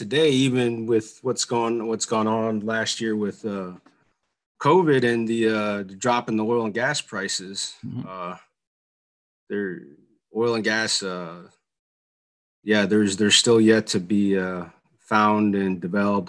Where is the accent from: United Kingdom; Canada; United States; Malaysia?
United States; New Orleans, Louisiana; moved away as an adult; now in Houston, United States; I live in Houston now, but I was born and raised in New Orleans, Louisiana